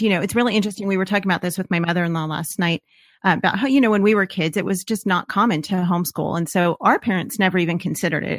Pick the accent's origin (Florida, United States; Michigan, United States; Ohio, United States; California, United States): California, United States; Los Angeles; moved away; we are from Los Angeles, and the public school system that was in our neighborhood